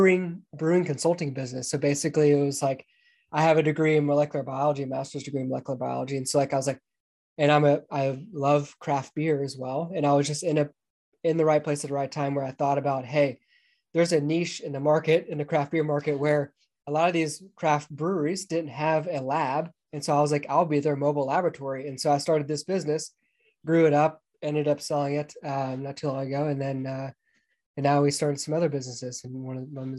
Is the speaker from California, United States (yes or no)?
no; Atlanta, Georgia, United States; moved away as an adult; I grew up just outside of Atlanta, Georgia